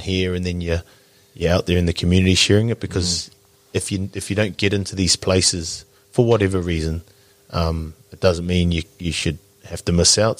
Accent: Porirua, Wellington, New Zealand; moved away as an adult; now in Christchurch, New Zealand; I'm from from Wellington, mm. so I'm, my whānau's still there. We're both Porirua kids

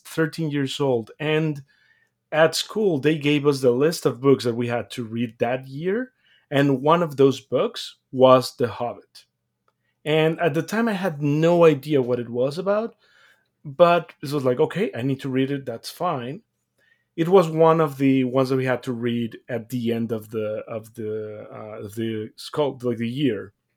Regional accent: Mexico; moved away; I'm come from Mexico. I was born and raised there

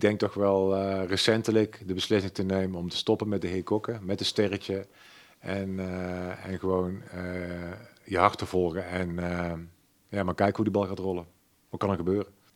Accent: Waalwijk, North Brabant, Netherlands; accent: zachte G; Ik ben geboren en getogen in Waalwijk.

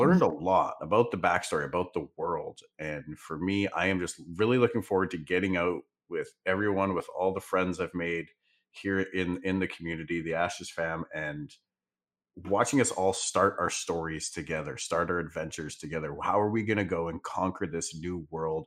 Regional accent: the Northwest, Pacific Northwest, United States; I'm from the Northwest, so I, I live five minutes away from mountains and five minutes away from the beach

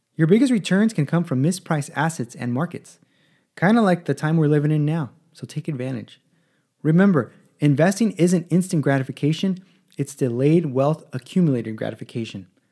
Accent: Los Angeles, California, United States; also born or lived in San Diego / Palm Springs; I was born in Los Angeles

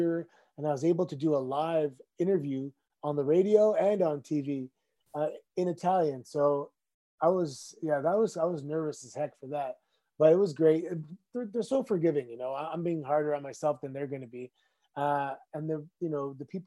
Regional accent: Mississauga, Ontario, Canada; Growing up in Mississauga, and our new neighborhood was built in 1981, and we all kind of moved in 1982

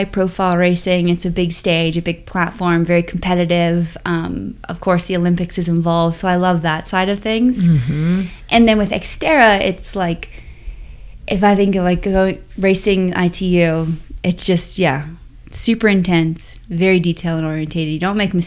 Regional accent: Bermuda; I grew up in Bermuda

